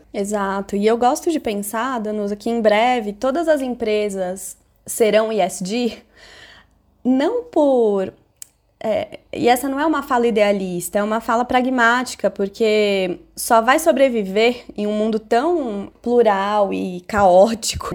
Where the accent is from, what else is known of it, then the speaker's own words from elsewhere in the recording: São Paulo, Brazil; eu nasci e cresci no Capão Redondo, que é um dos bairros mais pobres de São Paulo